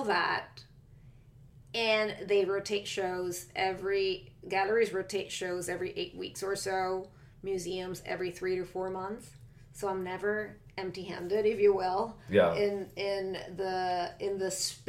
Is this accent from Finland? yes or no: no; Venezuela; English is a second language; now in New York City, United States; I grew up in Venezuela in my early years